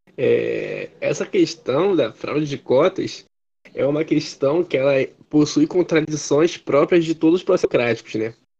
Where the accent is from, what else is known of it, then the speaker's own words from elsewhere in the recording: Rio de Janeiro, Brazil; eu moro na zona norte do Rio de Janeiro